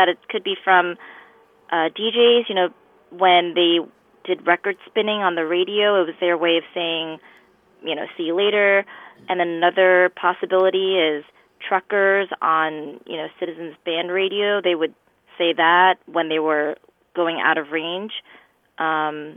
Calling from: New York City, New York, United States; I am calling from New York City

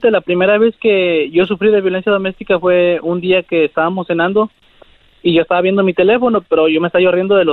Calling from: Coachella, California, United States; Les hablo aquí de, de Cochela.

